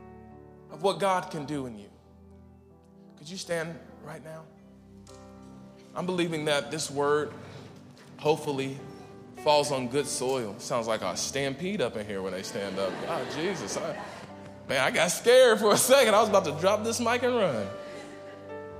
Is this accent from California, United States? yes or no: no; Las Vegas, Nevada, United States; moved away; I'm from Las Vegas, and I went back to Vegas a few years ago